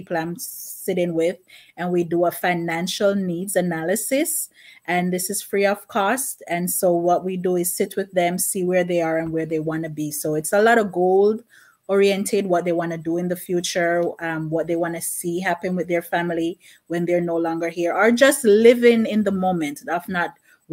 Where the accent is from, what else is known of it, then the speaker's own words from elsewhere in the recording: Jamaica; now in Bronx, United States; Originally I'm from Jamaica, but I currently reside in Bronx, New York